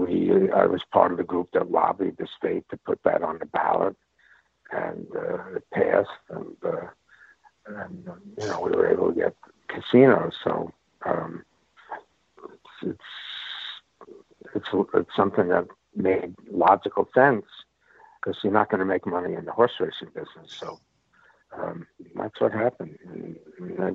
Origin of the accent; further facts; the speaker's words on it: Long Island, New York, United States; when I was growing up on Long Island